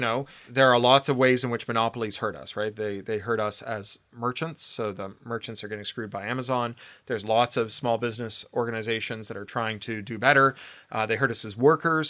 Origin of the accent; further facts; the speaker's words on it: Canada; now in Burbank, United States; I'm Canadian